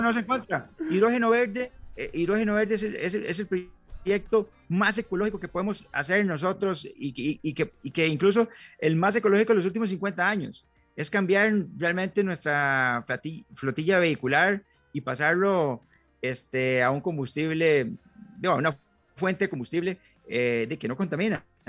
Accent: San Mateo, Alajuela, Costa Rica; moved away as an adult; now in Palmares, Costa Rica; soy oriundo de San Mateo y tengo 10 años de vivir en, en, Palmares

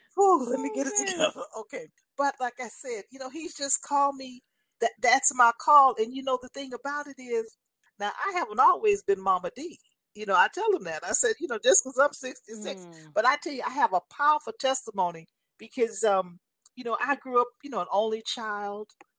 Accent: Los Angeles, California, United States; being 12 years old, going to private school, being very privileged, growing up in Los Angeles

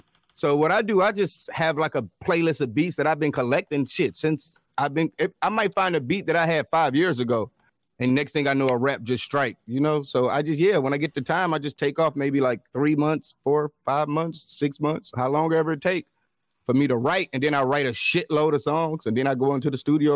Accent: Detroit, Michigan, United States; I come from Detroit, and that's more of the open mic scene

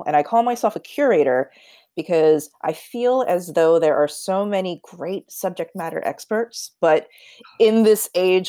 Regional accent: United States; I'm Korean American

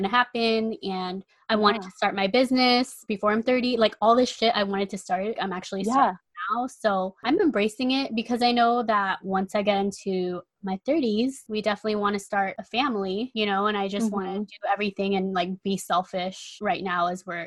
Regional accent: Guam; moved away; I was born and raised in Guam

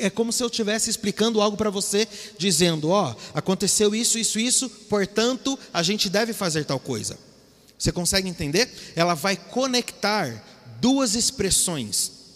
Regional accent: Mogi das Cruzes, São Paulo, Brazil; moved away as an adult; also born or lived in Chile / Bolivia / Argentina / Peru; nós somos de Mogi das Cruzes

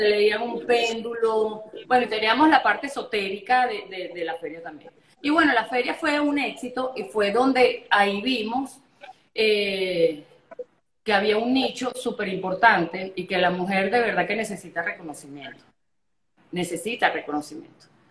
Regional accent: Margarita Island, Nueva Esparta, Venezuela; moved away; also born or lived in Caracas; yo me crié en Margarita, mi papá es cubano, mi mamá es mexicana, y cuando yo nazco, yo nací aquí en, en, Margarita, en, en Caracas

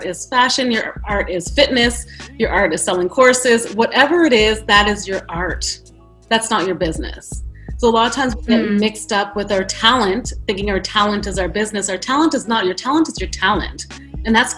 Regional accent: Ottawa, Ontario, Canada; moved away as an adult; also born or lived in New York City; I grew up in Ottawa, Canada

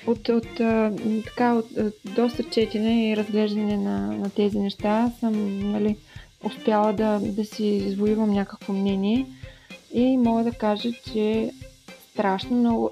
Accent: Dobrich, Dobrich Province, Bulgaria; на 31 години съм и съм от Добрич

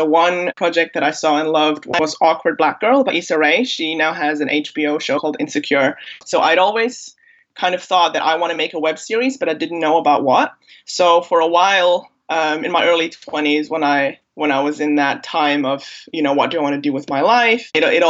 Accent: Germany; accent: American; also born or lived in Bosnia and Herzegovina; now in London, United Kingdom; So I was born in Bosnia, at the time Yugoslavia. I came to Germany as a baby. I'm a German national, and now I live in London in the UK. My American accent has nothing to do with anything.

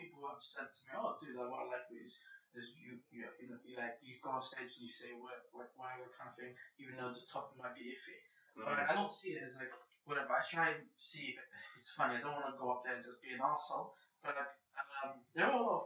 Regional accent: Tangier, Tanger-Tetouan-Al Hoceima, Morocco; moved away; That's where I was born in Morocco.

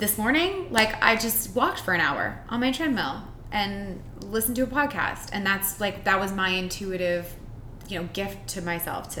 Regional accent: Winnipeg, Manitoba, Canada; moved away; I'm from Winnipeg originally. I've been here for longer than I was there because I'm old now.

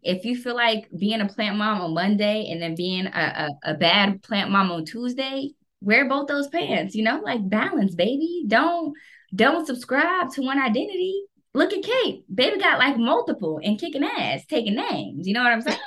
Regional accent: United States; I'm fucking American

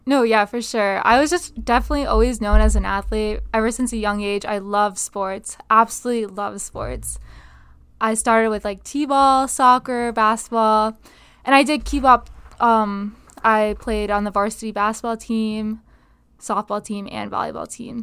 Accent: Binghamton, New York, United States; moved away as an adult; now in Connecticut, United States; I am from the city of Binghamton, specifically the Johnson City, but it's better to say I'm from Binghamton

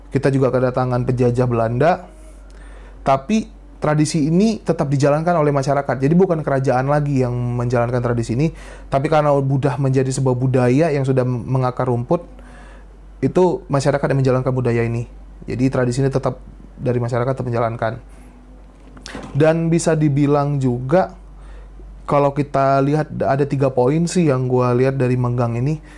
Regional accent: Aceh, Indonesia; Khususnya ini adalah budaya yang ada di wilayah gue, di kampung gue, di tradisi di Provinsi Aceh itu ada tradisi yang namanya megang.

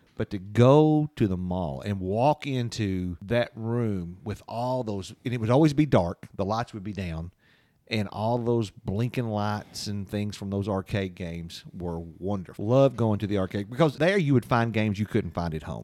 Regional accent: London, Kentucky, United States; Growing up in London

